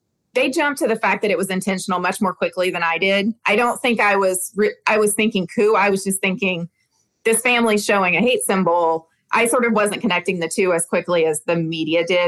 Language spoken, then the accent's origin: English; the South, United States; I'm from the South